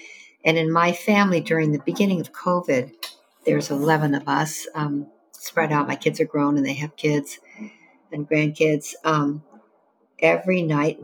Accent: Evanston, Illinois, United States; I grew up in Evanston, Illinois, north of Chicago, the first suburb to the north

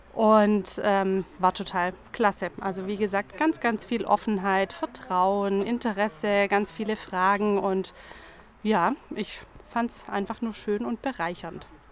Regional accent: Tuttlingen, Baden-Württemberg, Germany; accent: Alemannic; now in Ulm, Germany; Ich bin zwar schon sehr lange hier, aber ursprünglich komme ich aus Tuttlingen, aus der Nähe vom Bodensee

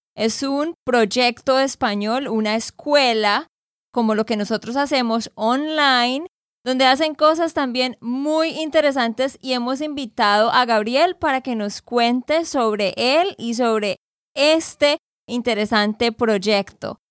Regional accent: Santander, Colombia; de Santander, Colombia

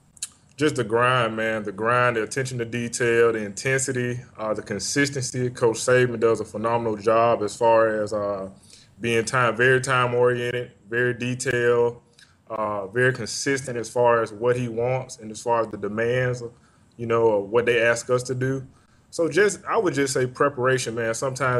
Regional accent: Birmingham, Alabama, United States; also born or lived in Tuscaloosa, Alabama; I'm originally from Birmingham, Alabama.

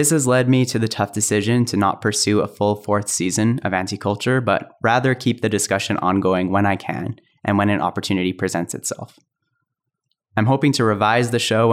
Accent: Calgary, Alberta, Canada; growing up in Calgary

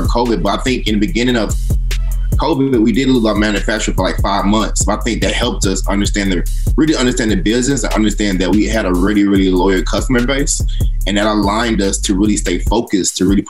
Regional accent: Atlanta, Georgia, United States; I'm from Atlanta.

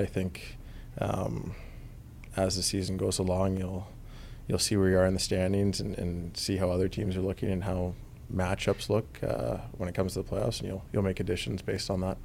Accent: Vancouver, British Columbia, Canada; moved away as an adult; also born or lived in Atlanta; I come from Vancouver, you know, which is kind of a melting pot for a lot of different cultures. I go as an eighteen-year-old to Atlanta

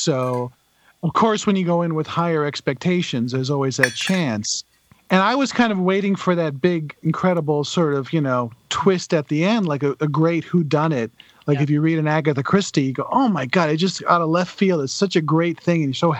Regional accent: Charleston, South Carolina, United States; Southern, like I'm from Charleston, you know.

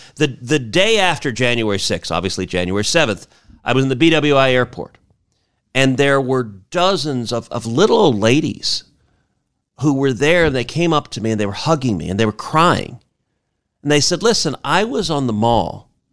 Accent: Houston, Texas, United States; Houston, my hometown

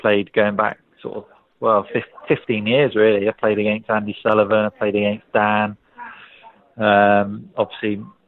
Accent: England, United Kingdom; as an Englishman

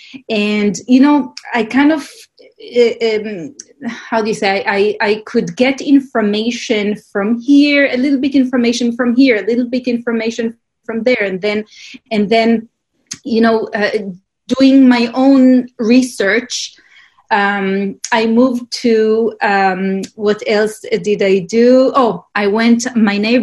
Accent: Israel; I grew up in Israel

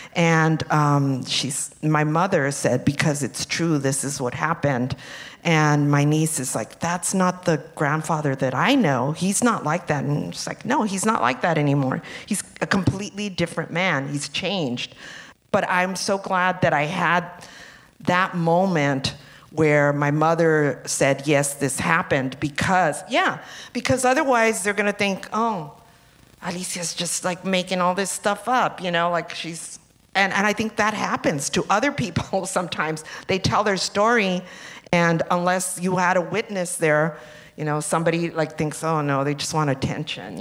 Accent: Los Angeles, California, United States; growing up in East LA in the 60s and 70s

